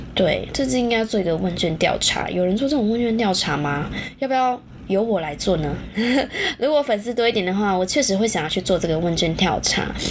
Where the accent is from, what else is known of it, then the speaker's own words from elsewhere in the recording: Taichung, Taiwan; 我是台中人嘛，以前那个全球电影院啊